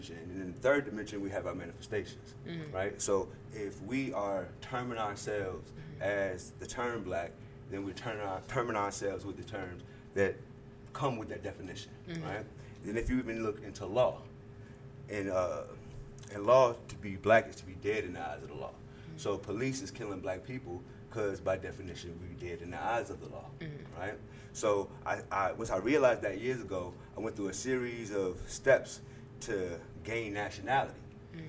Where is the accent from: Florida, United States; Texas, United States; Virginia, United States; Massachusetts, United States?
Virginia, United States; my nationality is a Virginian because mm-hmm. I'm from Virginia